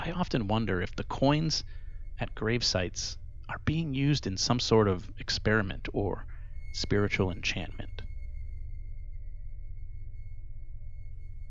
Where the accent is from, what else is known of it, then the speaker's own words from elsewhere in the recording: Rhode Island, United States; growing up in Rhode Island